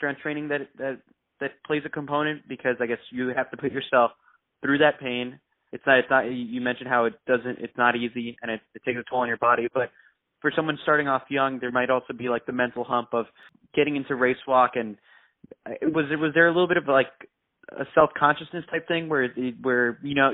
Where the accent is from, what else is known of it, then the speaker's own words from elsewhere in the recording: New York, United States; When I ran in high school, because I'm from New York, and I would practice at the Armory